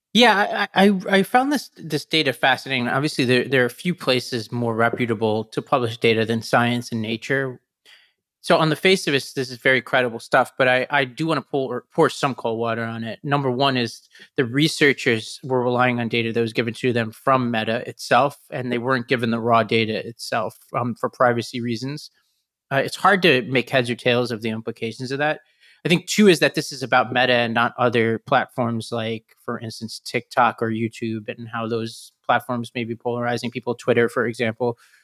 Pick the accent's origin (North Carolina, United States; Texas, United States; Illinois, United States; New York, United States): New York, United States; New York City; as a New Yorker